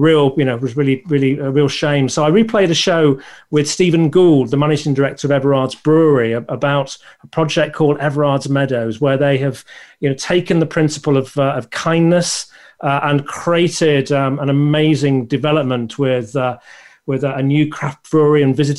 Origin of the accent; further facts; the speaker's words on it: the north of England, United Kingdom; I'm from the north of England, and people don't realise it until I say Love or Bath